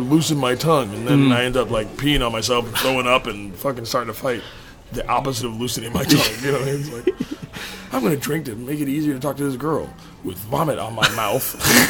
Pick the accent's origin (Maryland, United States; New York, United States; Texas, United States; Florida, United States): New York, United States; And then you know, I came out to California from New York.